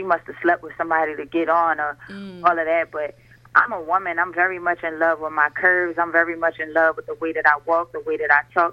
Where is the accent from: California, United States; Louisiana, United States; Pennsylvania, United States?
Louisiana, United States; New Orleans; I'm from New Orleans, so I grew up Uptown, De La Chaise Street